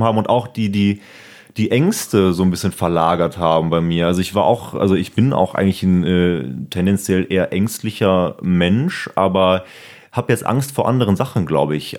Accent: Siegburg, North Rhine-Westphalia, Germany; bald auch eine Mixshow in Siegburg, das ist ja meine Heimat

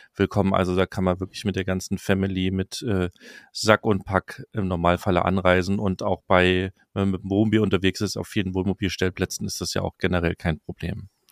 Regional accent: Saxony, Germany; meine Heimat Sachsen

